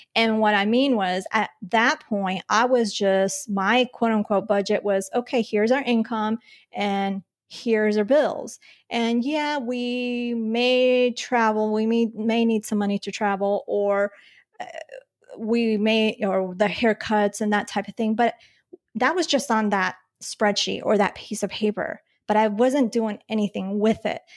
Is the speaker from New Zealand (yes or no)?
no; Colombia; I was born in Colombia